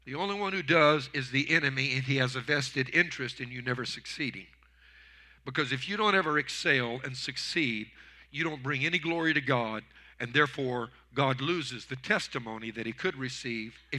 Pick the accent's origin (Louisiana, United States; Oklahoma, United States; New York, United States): Louisiana, United States; I was raised in Louisiana